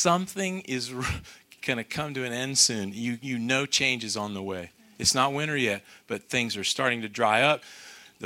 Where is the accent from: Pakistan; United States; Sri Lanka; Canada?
United States; I'm American